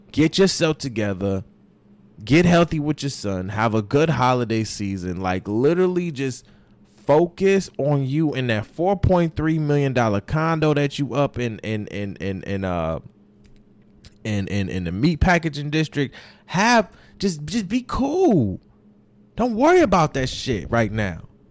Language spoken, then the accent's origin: English; Florida, United States; moved away; I say I'm from Florida, right? No, my brother, born, raised, bred from Florida. You understand what I'm saying? Like, I was born a little bit raised